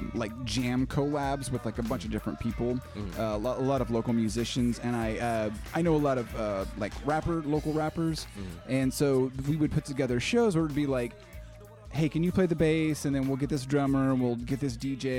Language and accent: English; Tulsa, Oklahoma, United States; we're from Tulsa